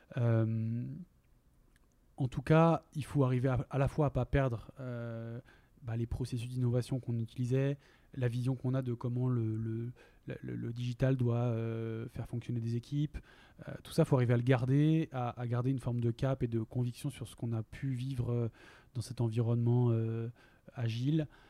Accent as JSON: {"language": "French", "town": "Lille", "region": "Hauts-de-France", "country": "France", "also_born_or_lived": "Compiègne", "moved": "as an adult", "lives_now": "Basque Country, France", "said": "je viens de Lille"}